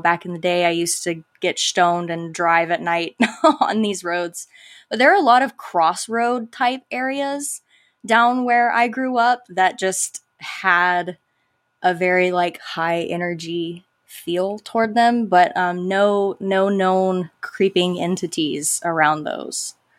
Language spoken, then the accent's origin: English; Live Oak, Florida, United States; accent: Southern twang; I grew up in little old Live Oak, Florida